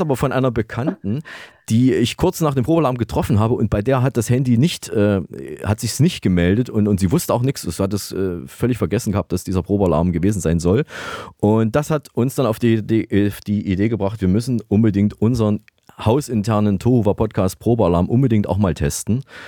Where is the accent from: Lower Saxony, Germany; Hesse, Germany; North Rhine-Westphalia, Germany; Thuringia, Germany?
Thuringia, Germany; Saalfeld-Rudolstadt; moved away; Was gibt es Neues aus Saalfeld-Rudolstadt? Was ist in meiner alten Heimat passiert in den letzten zwei Wochen?